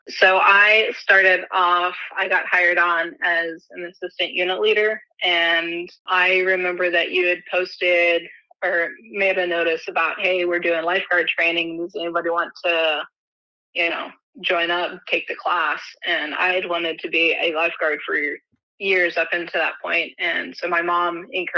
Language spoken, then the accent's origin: English; Springfield, Missouri, United States; I'm from Springfield, Missouri